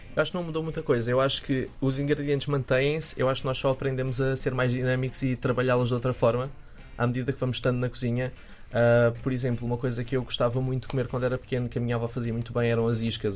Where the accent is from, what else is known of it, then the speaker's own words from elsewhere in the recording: Quinta do Anjo, Setúbal, Portugal; Vim da Quinta do Anjo, uh, o meu avô era agricultor